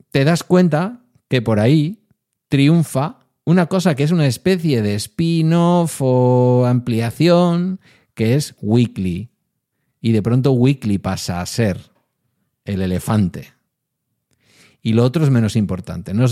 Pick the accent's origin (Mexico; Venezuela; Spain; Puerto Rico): Spain; oiga, somos españoles y somos de por sí porteros y porteras.